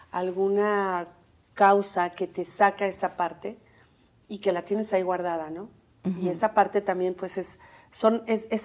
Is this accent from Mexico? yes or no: yes; Mexico; Como los mexicanos nos reconocemos en el estadio cuando estamos gritando